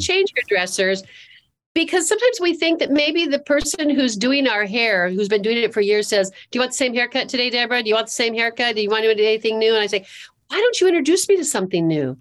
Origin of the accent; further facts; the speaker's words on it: California, United States; moved away as an adult; also born or lived in Seattle; now in Charlotte, United States; born and raised in California, lived in Seattle